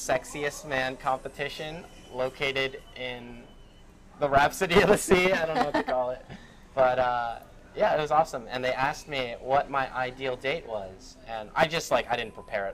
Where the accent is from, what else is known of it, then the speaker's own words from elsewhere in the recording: Philadelphia, Pennsylvania, United States; moved away; also born or lived in suburbs (unspecified); I grew up in Philadelphia, in like South Philadelphia, in the city, in like the very ghetto part.